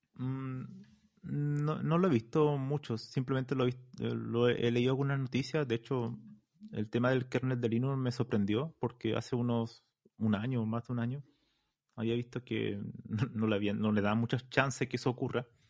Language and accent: Spanish; Chile; moved away as an adult; now in Spain; yo soy de Chile